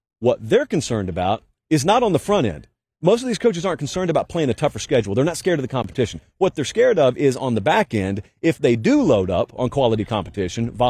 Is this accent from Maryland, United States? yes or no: no; Georgia, United States; I grew up in Georgia